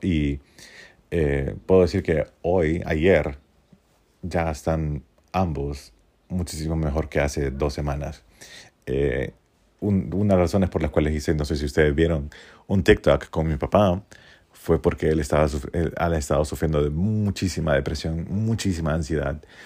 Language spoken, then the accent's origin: Spanish; Honduras; born or raised there